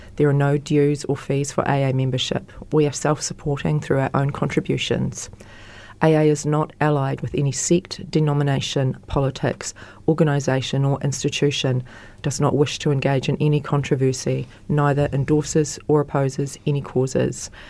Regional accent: mid Canterbury, New Zealand; now in Christchurch, New Zealand; I'm a born and bred Cantabrian. I was born on a, um, brought up on a farm down in um, mid Canterbury.

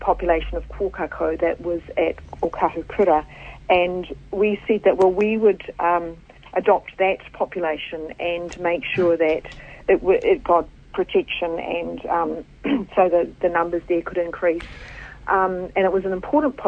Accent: New Zealand; my identity as a New Zealander

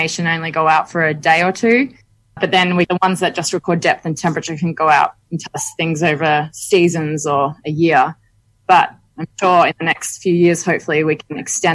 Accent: Western Australia, Australia; moved away as an adult; now in Monterey, United States; growing up in Western Australia, snorkeling as a kid

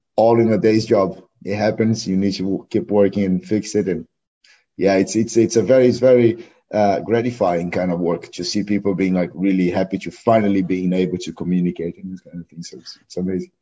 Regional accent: Porto Alegre, Rio Grande do Sul, Brazil; English is a second language; also born or lived in Canoas; now in New Zealand; I was born in Porto Alegre

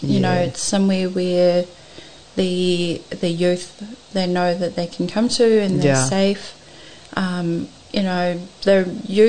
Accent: Norton, Auckland, New Zealand; Yeah, I was maybe 10 when we moved into the neighbourhood.

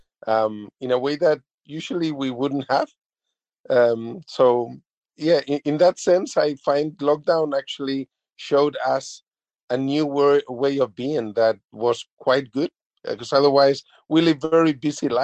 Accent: Spain; now in New Zealand; originally I'm from Spain

